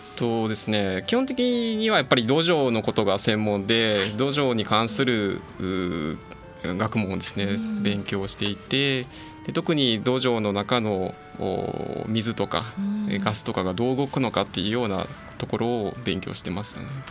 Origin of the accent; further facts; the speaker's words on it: Akashi, Hyogo, Japan; moved away as an adult; also born or lived in Hokkaido / Tokyo / Saitama; 明石出身